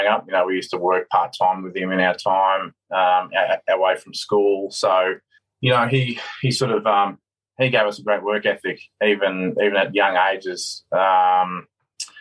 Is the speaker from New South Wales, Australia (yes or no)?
yes; Sydney, New South Wales, Australia; I grew up on the Northern Beaches down in Sydney, down in Manly. I was very lucky to be born and bred down there